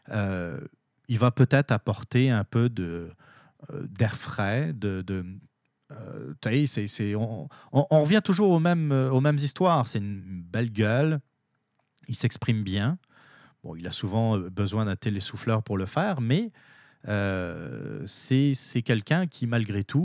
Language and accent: French; Canada; Maintenant, en tant que Canadien, mais aussi pour les Américains, nous avons tous intérêt à ce que ça se passe le mieux possible.